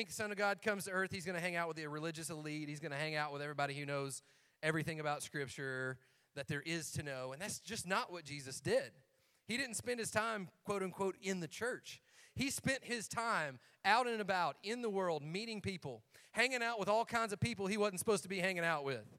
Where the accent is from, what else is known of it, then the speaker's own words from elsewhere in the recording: Algood or Cookeville, Tennessee, United States; we're from Allgood or Cookville